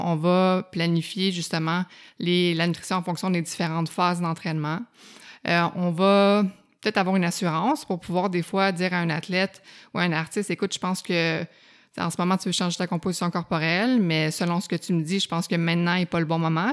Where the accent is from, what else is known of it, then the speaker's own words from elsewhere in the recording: Outaouais, Quebec, Canada; moved away as an adult; also born or lived in Montreal; je viens de l'Outaouais, fait que ça impliquait un ah déménagement, puis j'avais hâte d'aller à Montréal